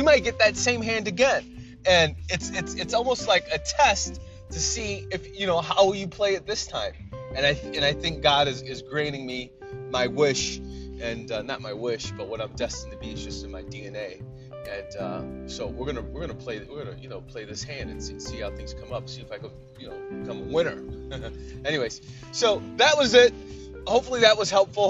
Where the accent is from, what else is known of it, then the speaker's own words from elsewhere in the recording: Ohio, United States; moved away as an adult; I moved back to Ohio. I'm in my home state right now